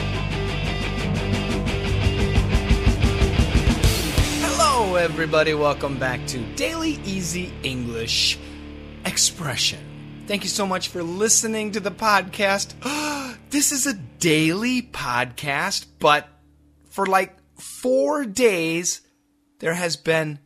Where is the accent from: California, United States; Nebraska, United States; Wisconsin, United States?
Wisconsin, United States; moved away; also born or lived in Macon, Georgia; my hometown in Wisconsin